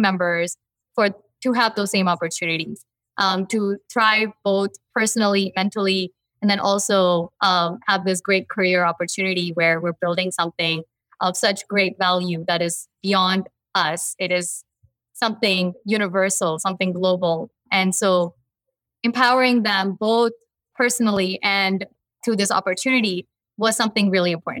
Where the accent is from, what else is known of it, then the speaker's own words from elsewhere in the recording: Mumbai, Maharashtra, India; also born or lived in New Jersey, United States / Houston, United States; now in Albany, United States; I was born in Mumbai, a huge metropolitan, world capital, and then I lived on the East Coast